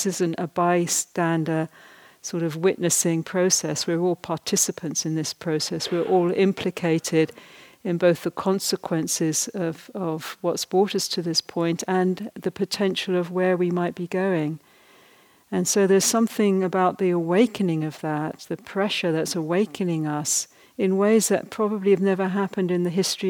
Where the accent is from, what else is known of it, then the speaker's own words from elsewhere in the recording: Ireland; I'm basically Irish